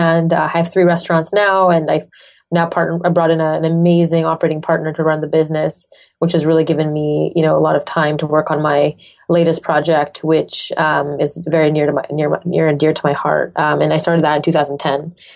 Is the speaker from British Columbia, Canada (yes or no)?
no; Montreal, Quebec, Canada; accent: French; first language French; English is a second language; moved away as an adult; So grew up in Montreal, Canada. French is my first language. So I actually used to speak English like this, the French accent.